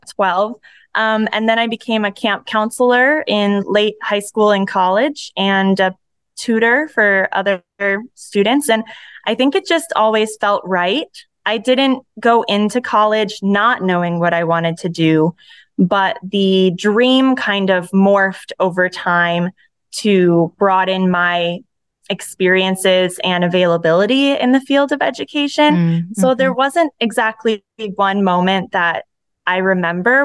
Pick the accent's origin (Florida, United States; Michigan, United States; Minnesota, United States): Michigan, United States; Holland; moved away as an adult; also born or lived in Phoenix, Arizona; now in Arizona, United States; I grew up, born and raised in West Michigan, the town of Holland